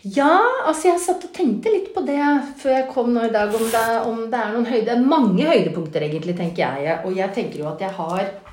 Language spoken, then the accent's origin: Norwegian; Oslo, Norway; jeg vokste sjøl opp eh, på Ammerud